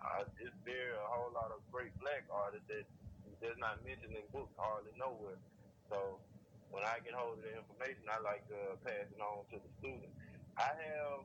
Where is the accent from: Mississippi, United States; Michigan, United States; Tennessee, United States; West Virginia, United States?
Mississippi, United States; Clarksdale; moved away; also born or lived in Memphis; Where I'm from, a small town, I'm from Clarksdale, Mississippi